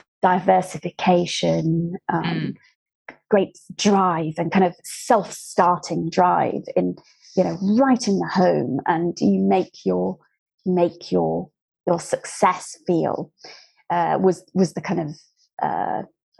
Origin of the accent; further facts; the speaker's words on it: just outside Plymouth in Dartmoor, South West England, United Kingdom; I grew up just outside Plymouth in Dartmoor